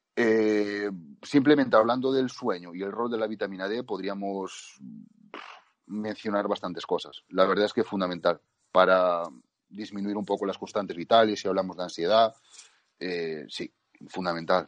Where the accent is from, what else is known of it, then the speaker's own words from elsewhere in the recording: Spain; nosotros que somos de España